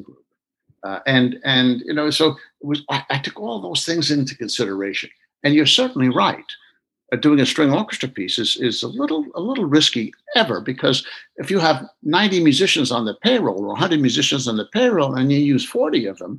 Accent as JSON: {"language": "English", "country": "United States", "said": "I'm an American, even on first generation"}